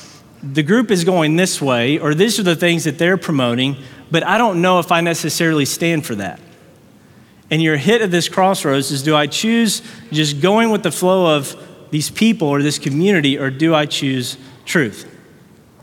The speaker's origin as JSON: {"language": "English", "town": "Fort Worth", "region": "Texas", "country": "United States", "said": "we're from Fort Worth, Texas"}